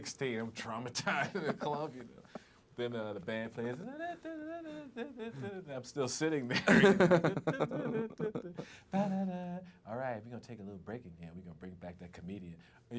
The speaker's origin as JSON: {"language": "English", "town": "Long Island", "region": "New York", "country": "United States", "said": "I'm from Long Island."}